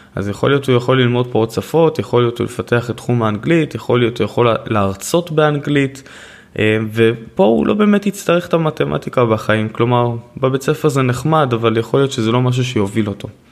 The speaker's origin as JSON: {"language": "Hebrew", "town": "Haifa", "region": "Haifa District", "country": "Israel", "tie": "born or raised there", "said": "אני נולדתי בעיר"}